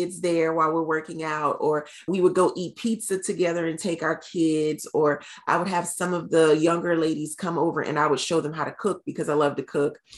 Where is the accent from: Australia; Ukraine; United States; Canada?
United States; North Carolina; I'm from North Carolina originally, but at the time we were living in South Carolina.